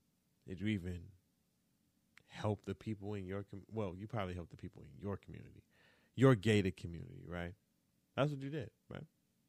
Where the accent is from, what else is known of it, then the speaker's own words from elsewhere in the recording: Florida, United States; born there; I was born in the South. I was born in Florida, but that deep Southern strength, that's a different type of strength.